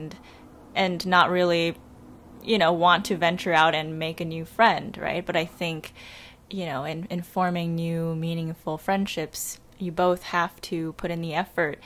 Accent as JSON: {"language": "English", "town": "New York City", "region": "New York", "country": "United States", "tie": "born or raised there", "said": "I was born and raised in Queens, New York"}